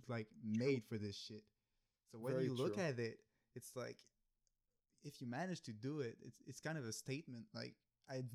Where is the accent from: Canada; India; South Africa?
Canada; we're Canadian.